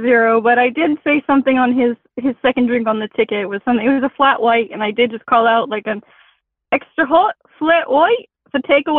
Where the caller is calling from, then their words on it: St. Petersburg, Florida, United States; St. Petersburg, Florida.